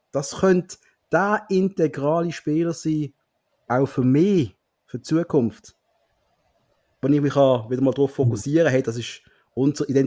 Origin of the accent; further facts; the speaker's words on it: Switzerland; Das ist immer für mich als Schweizer immer lustig, wenn die in Krise hocken.